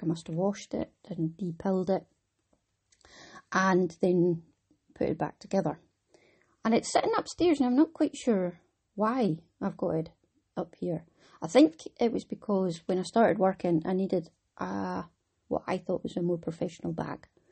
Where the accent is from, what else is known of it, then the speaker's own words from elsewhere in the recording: Wick, Scotland, United Kingdom; I'm from Wick